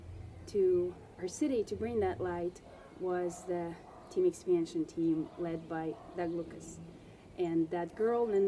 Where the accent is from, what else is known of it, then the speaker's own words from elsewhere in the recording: Ukraine; also born or lived in Russia; When I was 8 years old, we moved to Ukraine